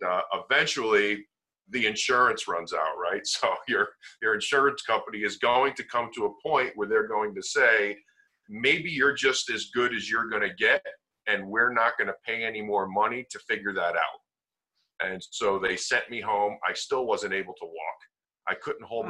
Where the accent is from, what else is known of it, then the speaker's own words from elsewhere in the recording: Connecticut, United States; also born or lived in Las Vegas, Nevada; I'm from Connecticut, I'm from the East Coast. It looked like it was a better opportunity and a better situation if we came back um, to Connecticut